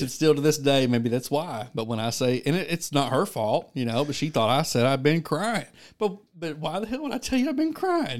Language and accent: English; Wilberton, Oklahoma, United States; moved away as an adult; now in McAlester, United States; I am originally from Wilberton, Oklahoma. I am from Wilberton.